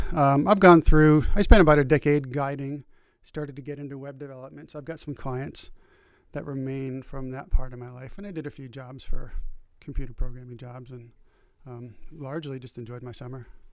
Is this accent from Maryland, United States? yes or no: no; New Hampshire, United States; I'm from New Hampshire